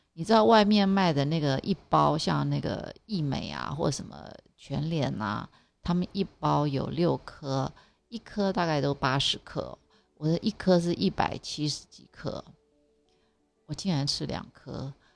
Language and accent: Chinese; Taiwan; 从小在台湾长大